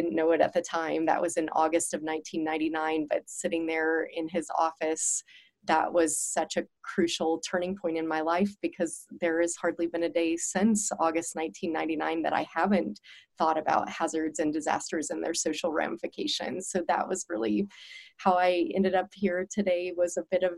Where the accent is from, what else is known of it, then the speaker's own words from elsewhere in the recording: Waverly, Kansas, United States; moved away as an adult; also born or lived in Colorado; now in Boulder, United States; I actually was born and raised in a really small town in Kansas. I grew up in Waverly, Kansas